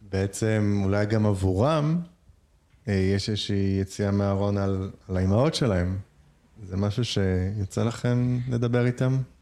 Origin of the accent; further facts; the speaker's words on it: Nahariya, Northern District, Israel; כשהייתי הולך ברחוב בנהריה ביחד עם אימא שלי